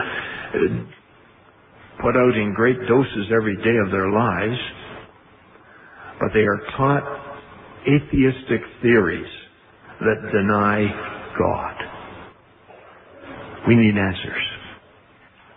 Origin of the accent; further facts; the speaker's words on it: Canada; I was born in Canada too